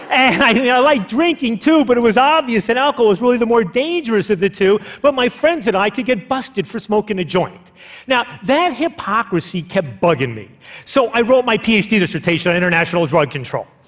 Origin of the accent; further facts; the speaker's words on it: United States; as an American